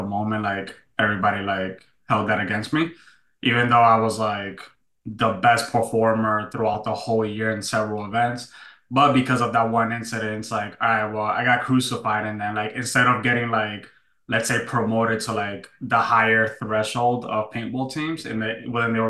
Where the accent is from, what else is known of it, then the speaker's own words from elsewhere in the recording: New York, United States; moved away; I was born and raised in New York